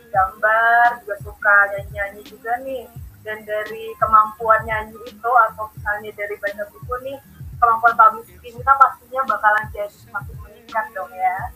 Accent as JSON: {"language": "Indonesian", "town": "Bekasi", "region": "West Java", "country": "Indonesia", "said": "Aku dari Bekasi nih asalnya"}